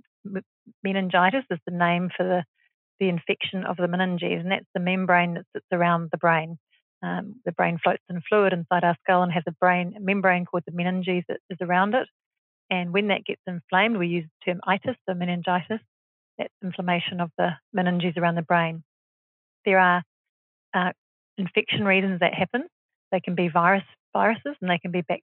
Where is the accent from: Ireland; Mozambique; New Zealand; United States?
New Zealand; moved away as an adult; also born or lived in Australia / Singapore; I grew up in New Zealand